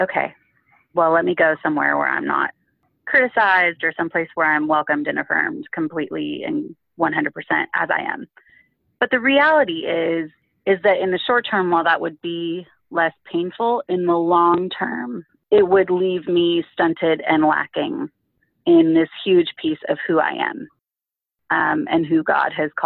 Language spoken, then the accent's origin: English; California, United States; growing up in California where I grew up